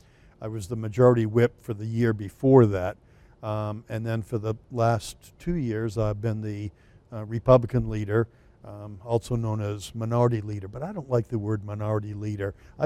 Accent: Merrimack, New Hampshire, United States; So, as you said, I'm from Merrimack, which is District 21, Hillsborough County.

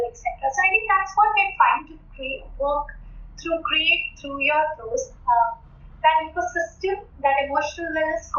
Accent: Bhopal, Madhya Pradesh, India; moved away as an adult; also born or lived in Guwahati; I grew up in Bhopal.

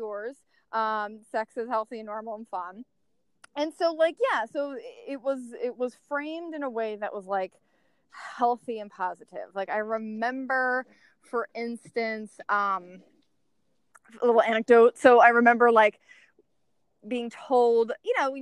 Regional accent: outside of Philadelphia, Pennsylvania, United States; moved away as an adult; now in San Diego, United States; growing up outside of Philadelphia

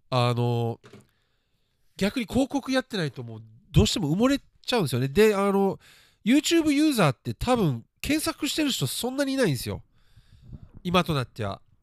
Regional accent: Japan; 日本で育って

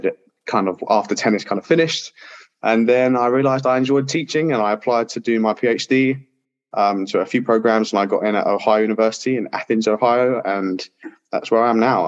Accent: London, United Kingdom; moved away as an adult; also born or lived in Radford, Virginia, United States; now in United States; I am originally from the UK. I was born in London, grew up there until I was 18, and I moved to the States, to Radford, in 2014

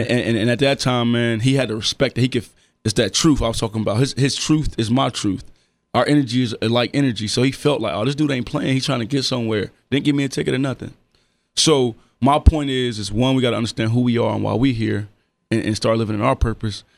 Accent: Dayton, Ohio, United States; I'm from Dayton. Everybody know everybody for real

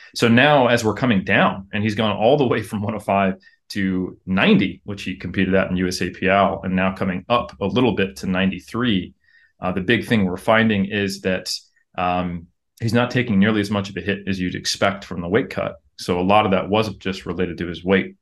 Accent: United States; moved away as an adult; now in New Zealand; I am American

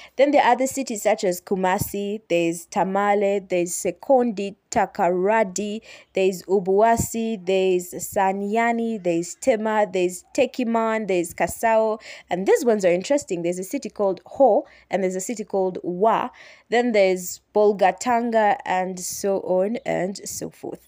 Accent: Uganda; I am from Uganda, that's East Africa

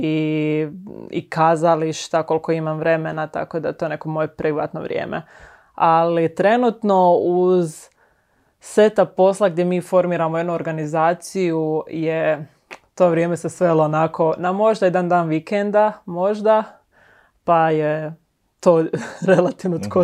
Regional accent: Šibenik, Šibenik-Knin County, Croatia; moved away as an adult; now in Zagreb, Croatia; inače sam iz Šibenika, mhm. mislim da se to jako jasno čuje.

